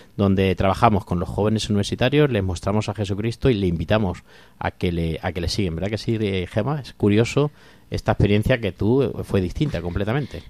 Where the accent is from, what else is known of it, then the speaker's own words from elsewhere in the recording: Corral de Almaguer, Castilla-La Mancha, Spain; moved away; Corral de Almaguer de mi pueblo